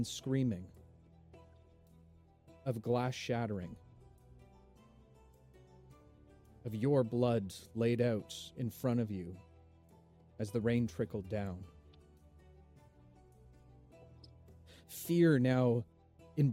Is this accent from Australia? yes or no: no; Canada; accent: thick Canadian; It's my thick Canadian accent.